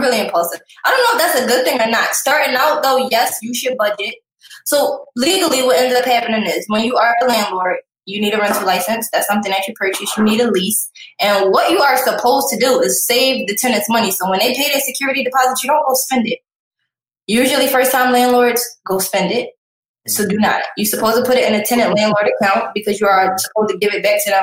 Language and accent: English; Philadelphia, Pennsylvania, United States; I'm from Philly